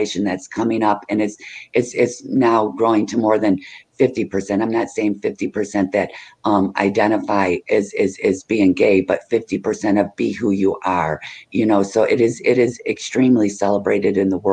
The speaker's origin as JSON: {"language": "English", "region": "Michigan", "country": "United States", "said": "I'm from Michigan"}